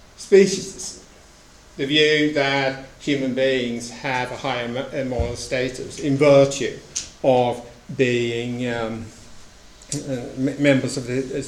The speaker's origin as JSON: {"language": "English", "country": "Sweden", "tie": "born or raised there", "said": "In Sweden, my home country"}